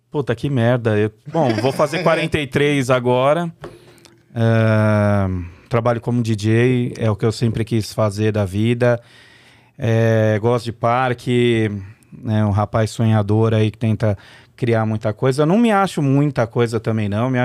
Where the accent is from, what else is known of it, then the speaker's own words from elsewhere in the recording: São Paulo, Brazil; nasci numa na, na, maternidade ali numa na, no redor da, da Paulista ali não lembro onde que é mas mas morei minha vida inteira no Paris. Quer dizer, nasci e morei no Brás até os cinco anos.